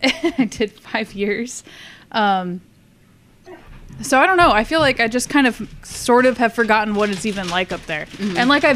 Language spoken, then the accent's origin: English; Tacoma, Washington, United States; moved away as an adult; also born or lived in Alaska; now in Corpus Christi, United States; I mean, Washington is cool. I grew up in kind of like a farm-ish area.